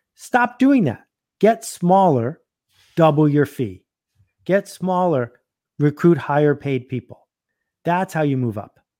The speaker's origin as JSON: {"language": "English", "town": "Buffalo", "region": "New York", "country": "United States", "tie": "born or raised there", "said": "I grew up in Buffalo playing hockey"}